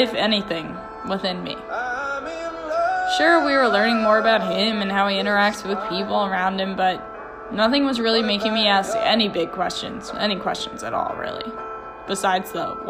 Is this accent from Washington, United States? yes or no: no; Pennsylvania, United States; moved away; I was from Pennsylvania